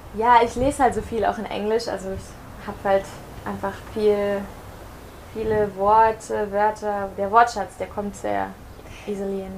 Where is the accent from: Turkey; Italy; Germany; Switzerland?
Germany; moved away as an adult; also born or lived in Barcelona / America / Caribbean; ich bin in Deutschland geboren, äh, 25 Jahre alt